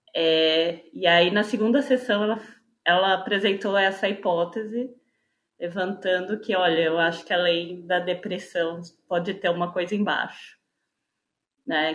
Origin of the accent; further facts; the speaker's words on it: São Paulo, Brazil; eu sou de São Paulo, capital